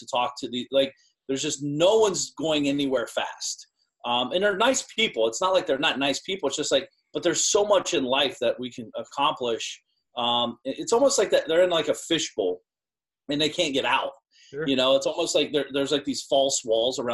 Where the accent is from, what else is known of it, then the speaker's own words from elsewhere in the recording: small Ohio town, United States; also born or lived in Florida; I walked around the town I grew up in. My parents still live in the house